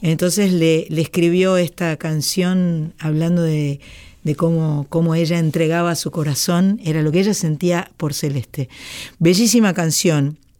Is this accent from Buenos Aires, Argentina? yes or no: yes; Buenos Aires, Argentina; now in Boulogne, Argentina; soy porteña, nací en Buenos Aires